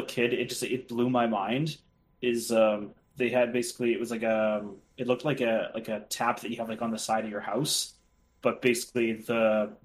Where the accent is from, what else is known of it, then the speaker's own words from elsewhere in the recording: Salmon Arm, British Columbia, Canada; my hometown of Salmon Arm